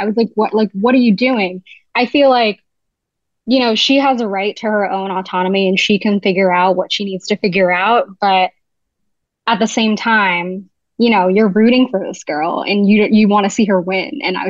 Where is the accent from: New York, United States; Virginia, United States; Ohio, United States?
New York, United States; New York City; also born or lived in Jersey City, New Jersey; I grew up going to school in New York City, but I was born in Jersey.